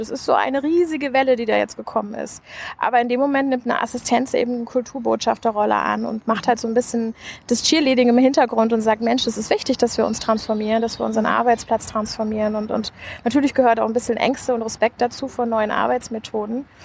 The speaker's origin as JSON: {"language": "German", "region": "Hesse", "country": "Germany", "tie": "born or raised there", "also_born_or_lived": "United States", "moved": "as an adult", "lives_now": "Berlin, Germany"}